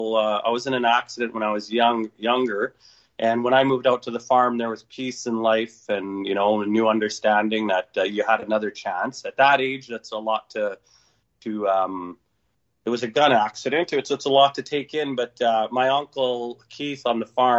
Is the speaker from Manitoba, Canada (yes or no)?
yes; southern Manitoba, Canada; also born or lived in Thompson, Manitoba; I was born in Thompson. I've lived there briefly and worked as a young man, but spent most of my time down south Manitoba